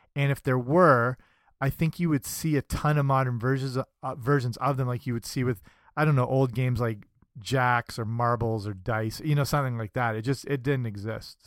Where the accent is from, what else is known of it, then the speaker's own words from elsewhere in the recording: Canada; I'm Canadian